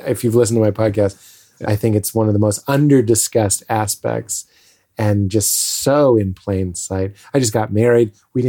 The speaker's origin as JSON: {"language": "English", "town": "Lexington", "region": "Massachusetts", "country": "United States", "said": "Well, I'm from Lexington, Massachusetts."}